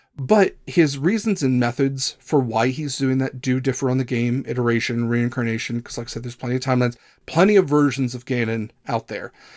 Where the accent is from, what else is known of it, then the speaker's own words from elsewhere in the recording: Midwest, United States; I'm from the Midwest